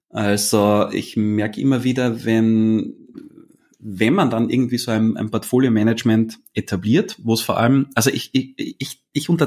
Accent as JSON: {"language": "German", "region": "Vienna", "country": "Austria", "said": "ich bin aus Österreich, das ist eine Entschuldigung."}